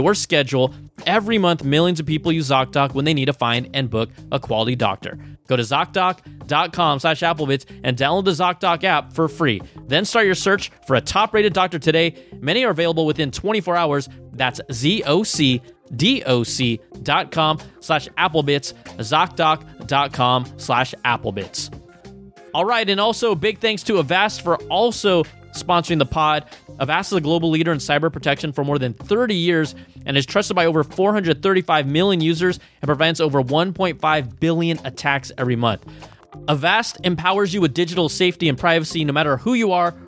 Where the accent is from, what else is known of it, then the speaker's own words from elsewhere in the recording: Bay Area, California, United States; I'm from the Bay Area.